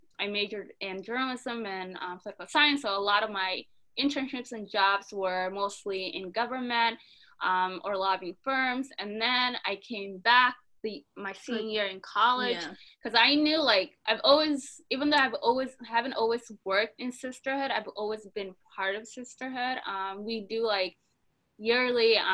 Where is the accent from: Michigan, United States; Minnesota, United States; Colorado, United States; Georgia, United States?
Minnesota, United States; Minneapolis; we grew up in the Cedar Riverside community, which is predominantly East African